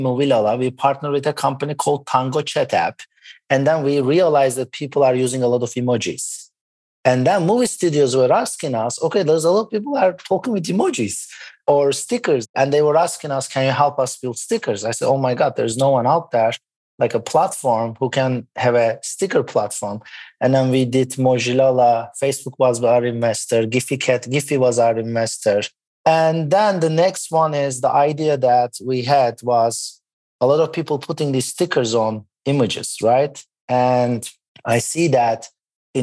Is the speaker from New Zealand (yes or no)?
no; Turkey; moved away; also born or lived in Boston, United States; I was born in Boston and moved back to Turkey.